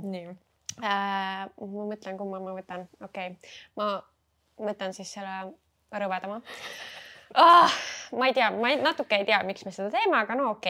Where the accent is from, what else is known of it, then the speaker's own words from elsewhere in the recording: Estonia; ma olen klassikaline eestlane